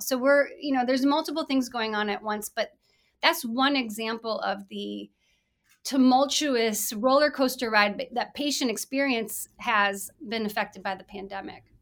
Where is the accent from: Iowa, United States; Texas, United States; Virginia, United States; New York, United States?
Iowa, United States; Mason City; I was born and raised in Mason City, Iowa